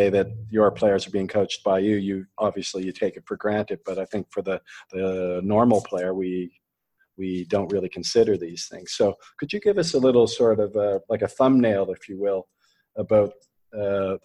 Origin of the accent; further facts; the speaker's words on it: Canada; I'm Canadian